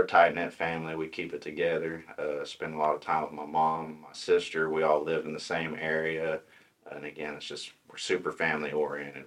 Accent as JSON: {"language": "English", "town": "Tahlequah", "region": "Oklahoma", "country": "United States", "tie": "born or raised there", "said": "I was born in Tahlequah. Pretty much lived here my whole life. Uh, I grew up in the Briggs area, small oh, community."}